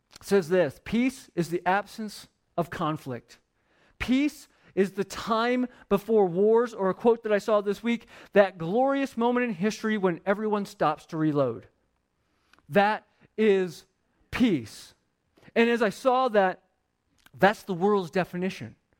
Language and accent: English; Phoenix, Arizona, United States; I grew up in Phoenix where the ground was, like, a thousand degrees all the time